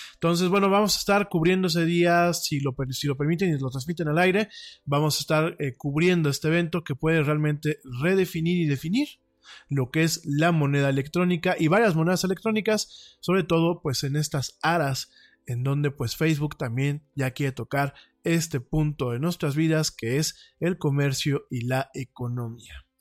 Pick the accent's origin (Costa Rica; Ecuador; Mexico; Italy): Mexico; como mexicano